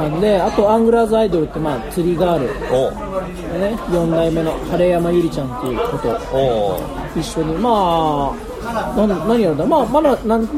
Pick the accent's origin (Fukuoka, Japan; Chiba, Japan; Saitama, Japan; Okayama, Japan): Saitama, Japan; Nagatoro; 地元は埼玉